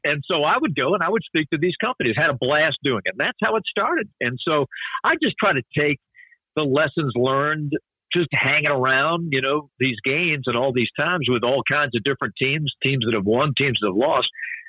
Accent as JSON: {"language": "English", "town": "Salisbury", "region": "North Carolina", "country": "United States", "tie": "born or raised there", "also_born_or_lived": "Norfolk, Virginia / Detroit, Michigan", "moved": "as an adult", "lives_now": "Atlanta, United States", "said": "I grew up in Salisbury, North Carolina"}